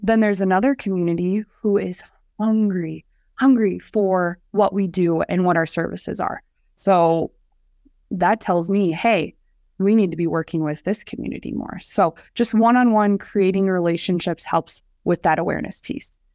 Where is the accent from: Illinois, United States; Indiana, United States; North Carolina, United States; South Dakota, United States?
South Dakota, United States; Hartford; I grew up right outside of Sioux Falls in Hartford, South Dakota.